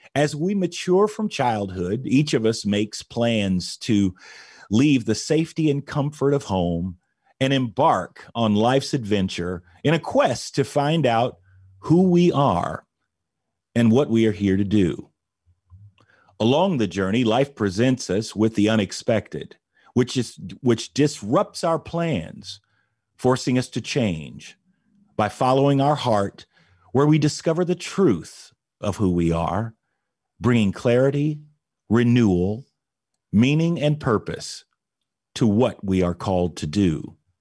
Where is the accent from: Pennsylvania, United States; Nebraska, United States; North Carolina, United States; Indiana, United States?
Indiana, United States; Indianapolis; here in Indianapolis, Indiana, my hometown